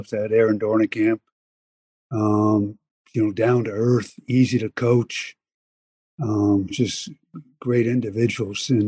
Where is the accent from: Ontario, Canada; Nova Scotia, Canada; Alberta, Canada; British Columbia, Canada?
British Columbia, Canada; Penticton; moved away as an adult; also born or lived in Finland; growing up in Penticton